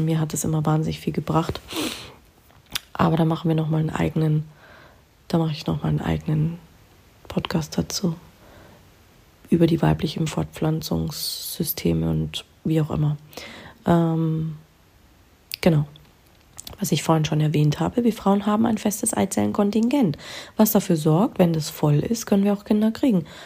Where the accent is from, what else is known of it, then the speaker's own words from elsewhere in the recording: Germany; bei uns in Deutschland